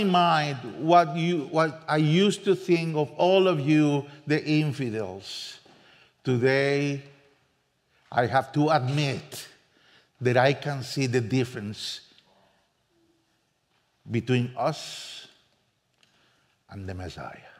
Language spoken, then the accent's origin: English; San José, Costa Rica; first language Spanish; English is a second language; moved away as an adult; now in Spain; I'm from Costa Rica, San Jose